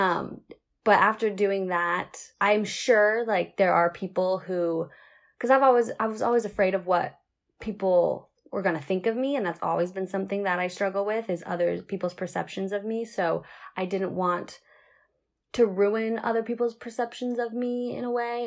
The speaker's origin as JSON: {"language": "English", "town": "Seattle", "region": "Washington", "country": "United States", "moved": "as an adult", "lives_now": "Central Coast, California, United States", "said": "I'm from Seattle originally, like the Seattle area, but I moved down to the central coast of California to go to college"}